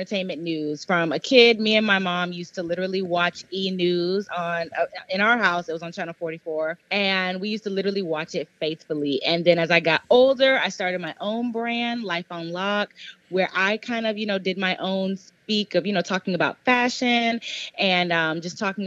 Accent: Cypress, Texas, United States; I am from Houston, Texas. I grew up right here in Cypress. So a little bit outside of Houston

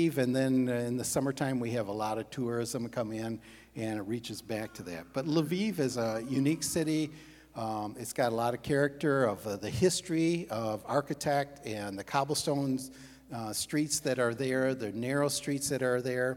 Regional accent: Breckenridge, Michigan, United States; moved away as an adult; also born or lived in Lutsk, Ukraine; now in Ukraine; I grew up in Breckenridge, both from farming communities

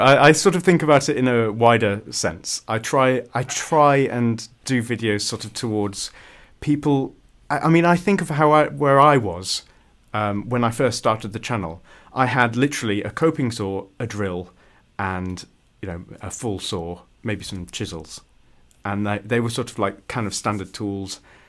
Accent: United Kingdom; It's not good that I don't know about that as a Brit.

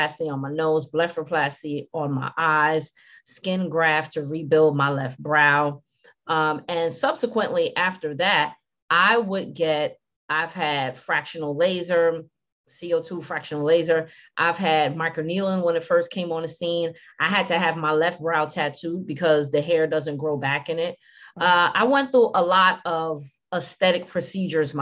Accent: New York City, New York, United States; moved away as an adult; also born or lived in Virginia / Washington, D.C.; I'm originally from Brooklyn, New York. And I was raised in Brooklyn by Panamanian parents.

